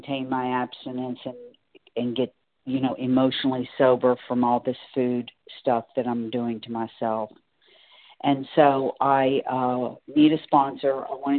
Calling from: Singer Island, Florida, United States; I'm calling from Singer Island, Florida.

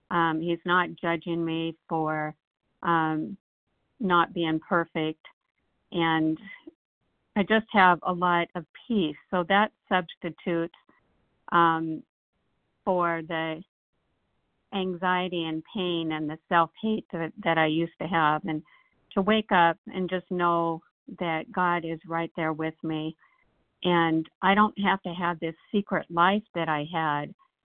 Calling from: Nashville, Tennessee, United States; Hi, this is … from … with a K from Nashville.

